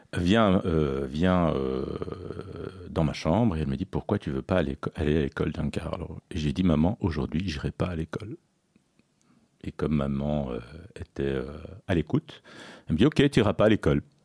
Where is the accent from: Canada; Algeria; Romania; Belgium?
Belgium; also born or lived in Sicily / Toulouse; je suis né en Belgique. Je suis d'origine sicilienne, j'ai deux parents euh, d'origine sicilienne